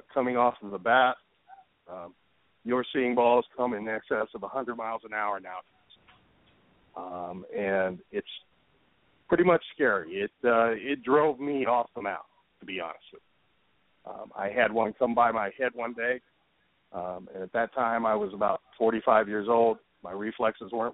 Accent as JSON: {"language": "English", "region": "Ohio", "country": "United States", "tie": "born or raised there", "said": "I grew up in Ohio"}